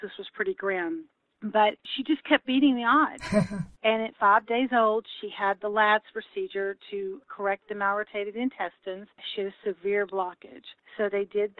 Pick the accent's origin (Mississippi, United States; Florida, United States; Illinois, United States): Mississippi, United States; also born or lived in North Carolina; we moved from North Carolina to Mississippi when Kaylin was a year old. And Mississippi, while I love my home state